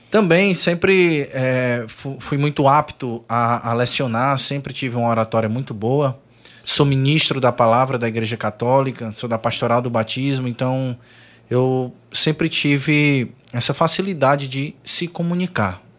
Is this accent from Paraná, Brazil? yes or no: no; Maracanaú, Ceará, Brazil; Sou de Maracanaú, foi no conjunto Timbó.